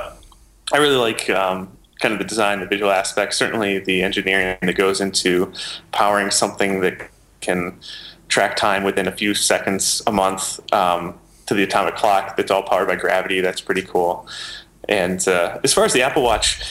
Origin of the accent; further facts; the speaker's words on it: England, United Kingdom; accent: English; my English accent